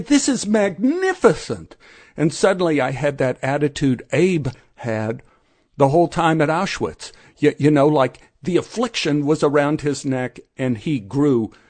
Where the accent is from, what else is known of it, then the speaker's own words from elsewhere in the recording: Dallas, Texas, United States; we grew up in Oak Cliff